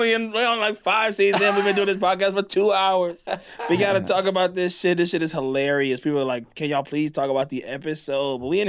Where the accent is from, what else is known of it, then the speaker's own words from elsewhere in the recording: the South, United States; I'm from the South